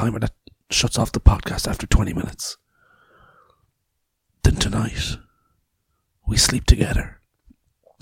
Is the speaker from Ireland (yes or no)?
yes; Ireland; I'm Irish